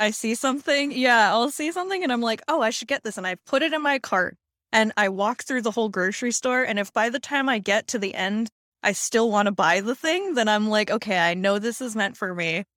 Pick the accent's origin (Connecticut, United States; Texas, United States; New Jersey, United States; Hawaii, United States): Hawaii, United States; when I was growing up, 'cause I'm from Hawaii